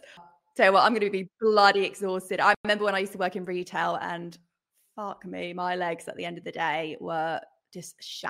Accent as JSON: {"language": "English", "region": "England", "country": "United Kingdom", "said": "Well, I'm from England, and I lived in a little village, and everyone would go to the village pub, and then maybe midnight mass."}